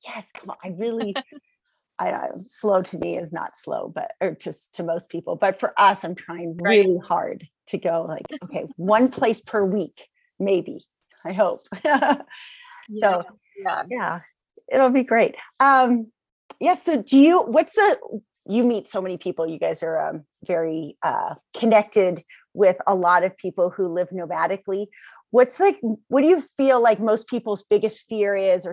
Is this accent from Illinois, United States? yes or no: no; San Diego, California, United States; When we're from San Diego